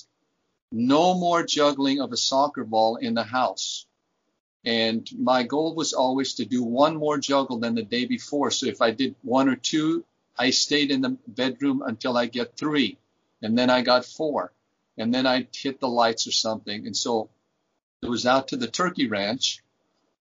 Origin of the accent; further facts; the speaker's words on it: Germany; now in United States; I was born and raised in Germany as a Flüchtling